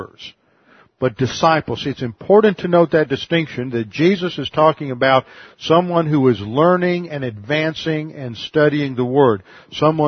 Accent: Houston, Texas, United States; now in Connecticut, United States; I'm from Texas, but I live in Connecticut." She said, "Where in Texas?" I said, "Houston

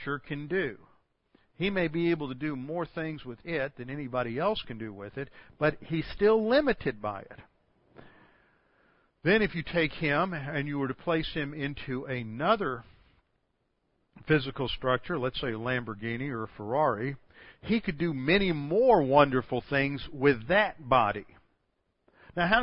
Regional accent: Houston, Texas, United States; I'm from Houston, A.J. Foyt was one of our great race car drivers

